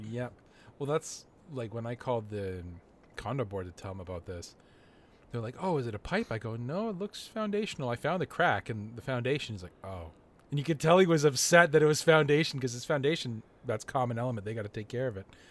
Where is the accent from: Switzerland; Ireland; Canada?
Canada; I'm Canadian and I drive in snow all the time